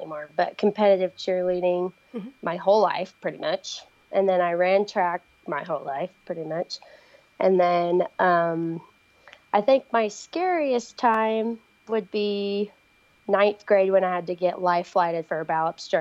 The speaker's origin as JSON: {"language": "English", "region": "Missouri", "country": "United States", "tie": "born or raised there", "also_born_or_lived": "West Virginia", "moved": "yes", "lives_now": "Utah, United States", "said": "I actually grew up in Missouri. So I was born in West Virginia, moved to Missouri, now I'm in Utah"}